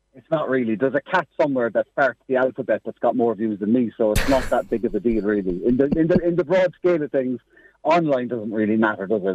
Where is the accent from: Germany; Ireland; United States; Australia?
Ireland; Cork, Munster; accent: Cork; I have a Cork accent, and when I went to LA as well, being Irish